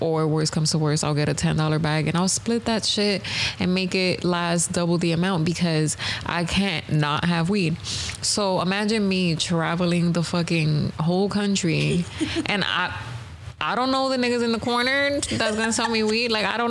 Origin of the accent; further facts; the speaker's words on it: New York, United States; I'm from New York.